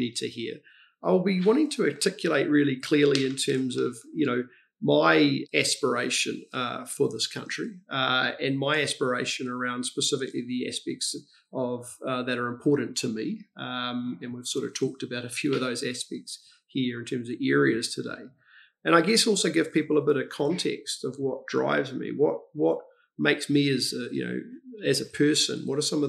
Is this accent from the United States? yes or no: no; Cambridge, Waikato, New Zealand; also born or lived in United Kingdom; I grew up in Cambridge